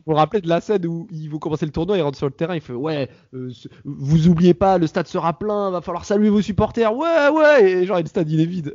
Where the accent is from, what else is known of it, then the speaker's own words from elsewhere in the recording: France; en tant que Français